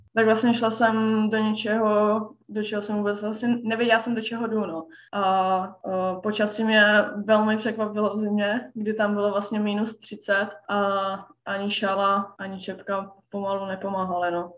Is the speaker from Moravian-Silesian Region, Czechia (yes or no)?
yes; Ostrava, Moravian-Silesian Region, Czechia; moved away as an adult; now in Sweden; pocházím z Ostravy